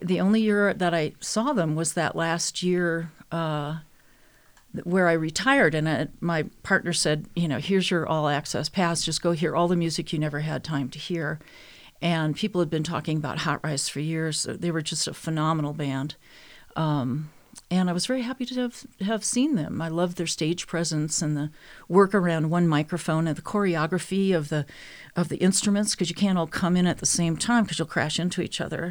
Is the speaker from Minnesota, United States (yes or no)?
yes; Minnesota, United States; I was born and raised in Minnesota